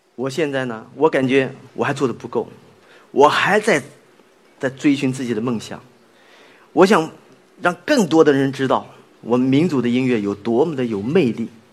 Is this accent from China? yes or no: yes; China; moved away; also born or lived in Shanxi / Beijing / Hong Kong / United States; 我们中国人